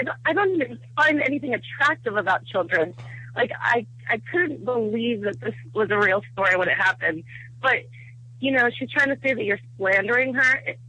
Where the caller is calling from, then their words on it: Virginia, United States; I'm calling from Virginia.